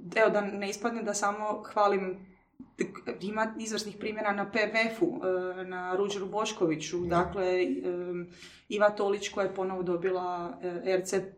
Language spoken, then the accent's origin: Croatian; Croatia; moved away as an adult; ja, ono, iz Hrvatske sam studiram